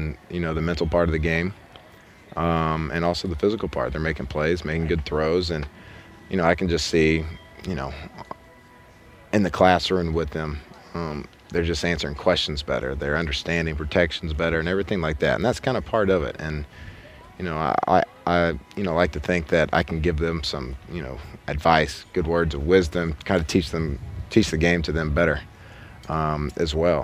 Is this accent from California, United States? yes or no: no; Texas, United States; moved away; I grew up in Texas